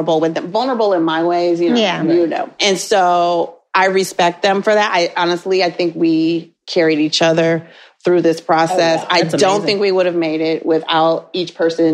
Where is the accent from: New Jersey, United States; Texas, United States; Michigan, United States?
Michigan, United States; So I am from Michigan